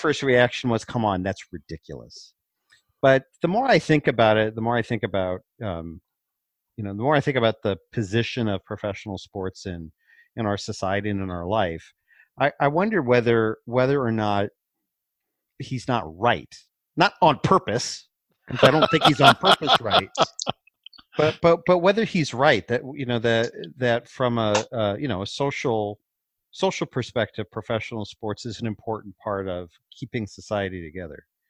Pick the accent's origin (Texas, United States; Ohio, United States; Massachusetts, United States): Ohio, United States; Cleveland; I grew up in Cleveland